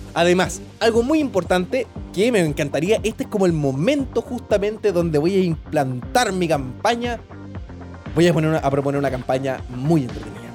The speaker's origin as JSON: {"language": "Spanish", "country": "Chile", "said": "somos buenos los chilenos"}